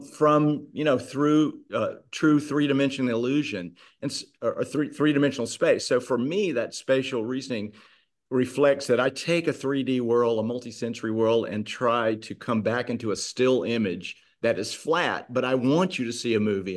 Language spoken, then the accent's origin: English; Charlotte, North Carolina, United States; moved away as an adult; now in Mississippi, United States; I'm from North Carolina, but came to Mississippi in 1982